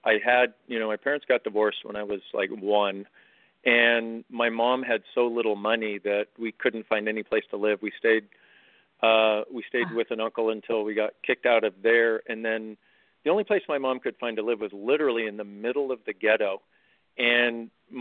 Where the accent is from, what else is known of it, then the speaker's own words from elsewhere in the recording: California, United States; growing up in California